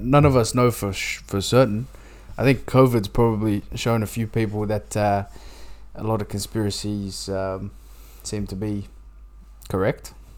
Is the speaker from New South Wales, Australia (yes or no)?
yes; New South Wales, Australia; we're both from New South Wales